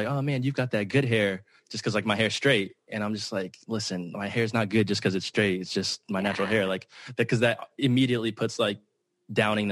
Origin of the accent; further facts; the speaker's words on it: Dallas, Texas, United States; I did actually grow up in a like very white area as well, in North Dallas